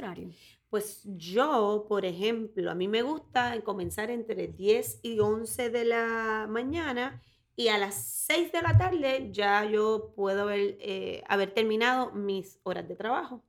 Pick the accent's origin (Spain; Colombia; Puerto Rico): Puerto Rico; Orocovis; soy de Orocovis, soy del campo de Puerto Rico